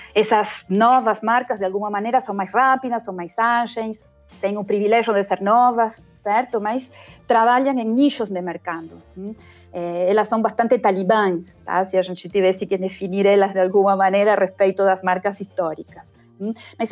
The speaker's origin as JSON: {"language": "Portuguese", "country": "Argentina", "also_born_or_lived": "England / Spain / Italy", "accent": "Argentine", "second_language": "Portuguese", "moved": "as an adult", "said": "o meu sotaque argentino"}